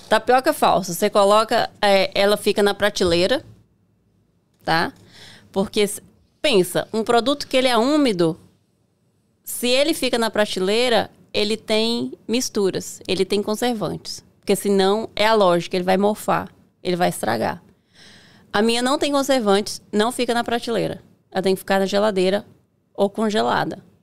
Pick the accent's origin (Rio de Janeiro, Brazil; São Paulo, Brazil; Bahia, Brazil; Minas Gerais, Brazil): Bahia, Brazil; interior of; moved away as an adult; also born or lived in Miami, United States / Virginia, United States; now in Framingham, United States; eu sou baiana do interior da Bahia